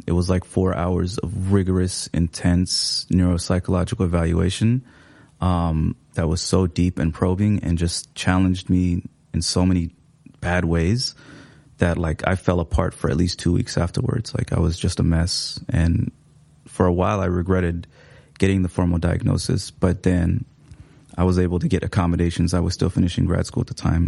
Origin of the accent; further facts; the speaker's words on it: Seattle, Washington, United States; English is a second language; moved away as an adult; now in Minneapolis, United States; I came here in about 2017, but I, I grew up in Seattle